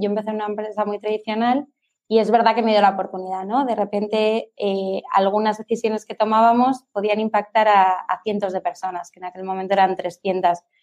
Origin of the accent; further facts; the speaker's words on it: Palma, Balearic Islands, Spain; Soy de Palma